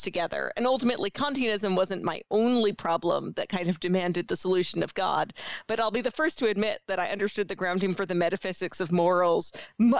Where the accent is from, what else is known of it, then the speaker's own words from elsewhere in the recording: New York, United States; as a New Yorker